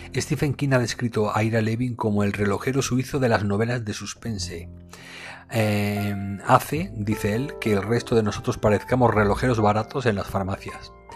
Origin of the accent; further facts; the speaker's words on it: Spain; aquí en mi país, en España